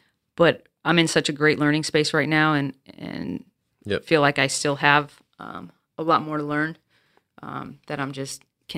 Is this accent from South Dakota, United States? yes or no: yes; South Dakota, United States; Like if you took me from even growing up in South Dakota, I went to a private school.